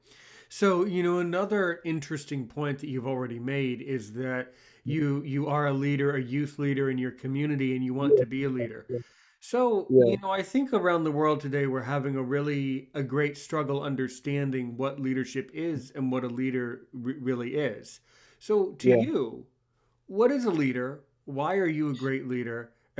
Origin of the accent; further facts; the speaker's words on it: United States; I'm American